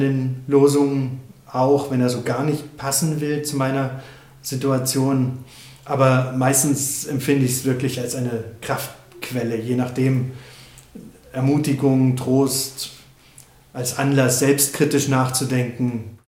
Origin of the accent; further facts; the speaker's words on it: East Germany, Germany; Ich bin ja in der DDR aufgewachsen